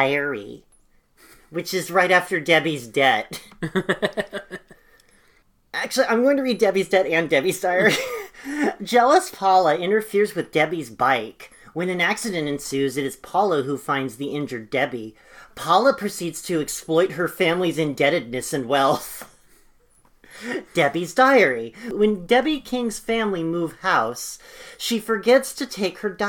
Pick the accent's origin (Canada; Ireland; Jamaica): Ireland; the experience of being Irish